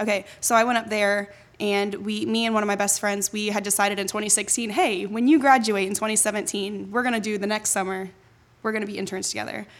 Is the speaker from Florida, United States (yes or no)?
yes; Jacksonville, Florida, United States; I was born and raised in Jacksonville, so I was actually born at N A S Jacks